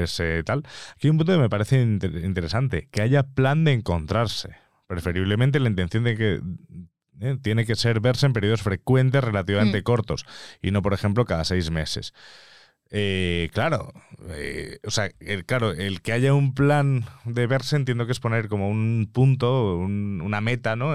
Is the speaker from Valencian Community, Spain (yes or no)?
no; Mallorca, Balearic Islands, Spain; moved away as an adult; now in Madrid, Spain; yo que soy de provincia, yo que soy de Mallorca